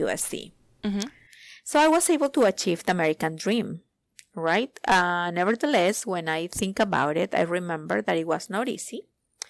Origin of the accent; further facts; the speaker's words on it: Peru; moved away as an adult; now in Virginia, United States; I am originally from Peru